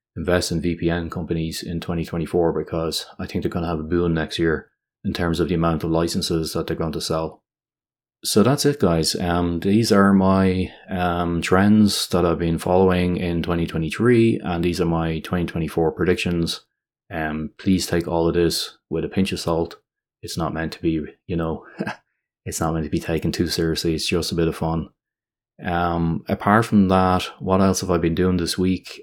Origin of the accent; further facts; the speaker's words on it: Ireland; my home country of Ireland